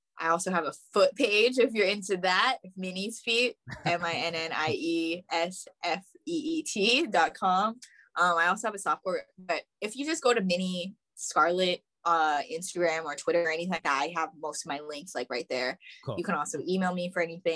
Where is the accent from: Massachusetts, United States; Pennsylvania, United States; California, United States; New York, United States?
California, United States; Bay Area; moved away as an adult; also born or lived in Orange County, California / Los Angeles, California; I was raised in the Bay Area. So I did most of my schooling in the Bay Area